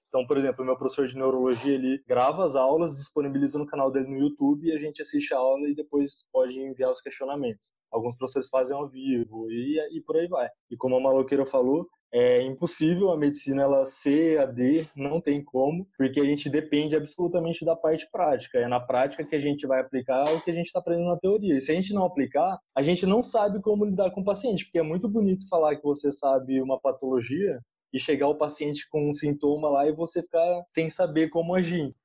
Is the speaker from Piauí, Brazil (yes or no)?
no; Paulínia, São Paulo, Brazil; meus tios têm clínica na minha cidade, como eu já queria ficar na área de saúde, eles já me chamaram para gerenciar a clínica para eles. E aí eu trabalhei três anos e meio com eles na clínica em Paulínia mesmo